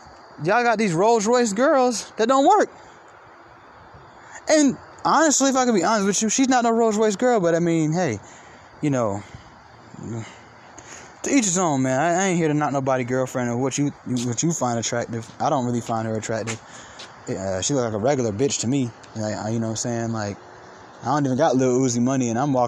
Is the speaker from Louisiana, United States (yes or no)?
no; Atlanta, Georgia, United States; I'm from Atlanta.